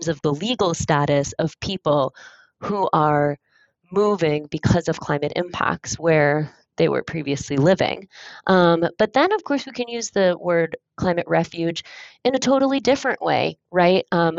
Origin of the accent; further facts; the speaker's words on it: Michigan, United States; I was born and raised in Michigan, and I spent my summers in Ontario